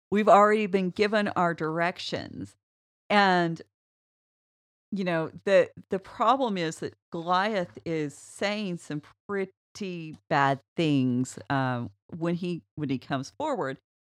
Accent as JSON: {"language": "English", "country": "United States", "said": "I'm an American"}